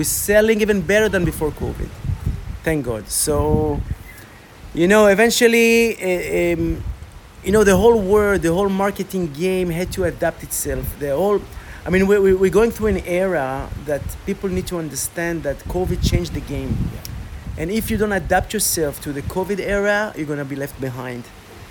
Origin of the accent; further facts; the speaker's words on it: Côte d’Ivoire; I grew up in Africa, 10 years of my childhood in Ivory Coast, Côte d'Ivoire. In a French-speaking...